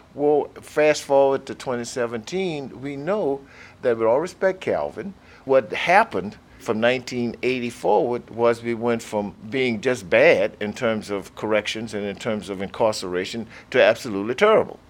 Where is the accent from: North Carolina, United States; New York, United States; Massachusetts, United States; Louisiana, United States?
Louisiana, United States; Plaquemine; I grew up in Plaquemine from the late 40s through the 50s through the 60s